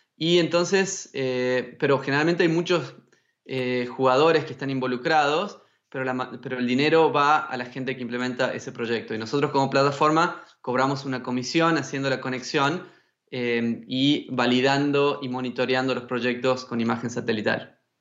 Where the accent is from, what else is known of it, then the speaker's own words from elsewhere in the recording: Tucumán, Argentina; moved away; also born or lived in China; nacido y criado en Tucumán, que es un lugar con muchos bosques en el norte de Argentina.